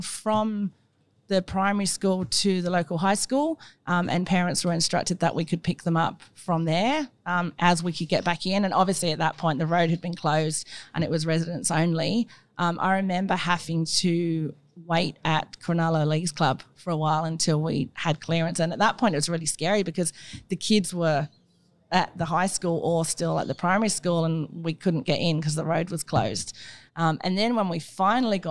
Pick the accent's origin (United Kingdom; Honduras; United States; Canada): United Kingdom; England; accent: English; now in Kurnell, Australia; I'm English, if you can't tell from my accent